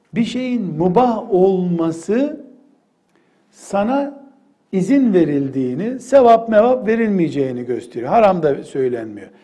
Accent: Black Sea Region, Turkey; Ben Karadenizliyim.

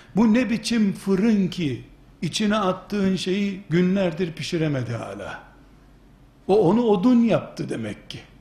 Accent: Turkey

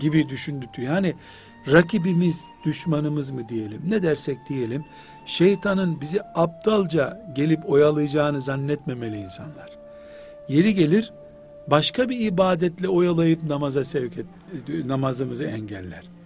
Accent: Black Sea Region, Turkey; now in Istanbul, Turkey; çok dağlık bir yer bizim Karadeniz

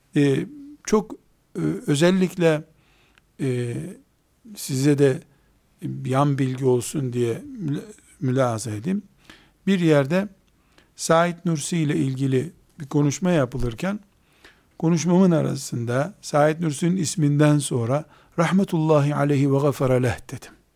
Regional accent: Trabzon, Turkey; Ben de Trabzonluyum

